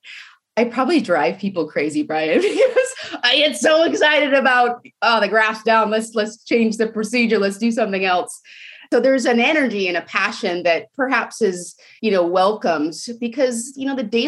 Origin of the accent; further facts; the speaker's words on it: Portland, Oregon, United States; also born or lived in Tacoma, Washington / Seattle, Washington; now in Hood River, United States; I grew up in Portland, Oregon